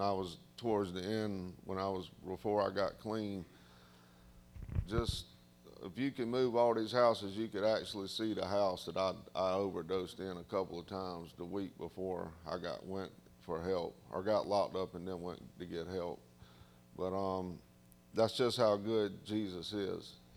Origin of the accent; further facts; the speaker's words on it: the South, United States; accent: southern; my southern accent